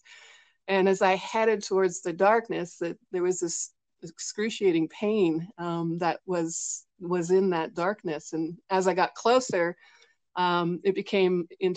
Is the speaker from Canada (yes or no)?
yes; British Columbia, Canada; I'm actually from British Columbia, Canada.